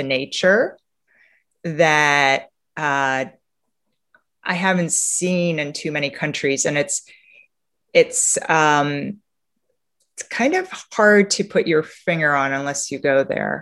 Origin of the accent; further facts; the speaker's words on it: Romania; now in United States; Romania, which is my home country, where I was born, and where for me, I spend a lot of time in the countryside.